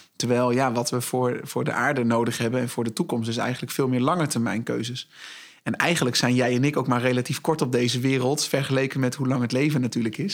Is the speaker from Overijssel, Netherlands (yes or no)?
yes; Zwartsluis, Overijssel, Netherlands; moved away as an adult; now in Zwolle, Netherlands; ik ben geboren en getogen in Zwartsluis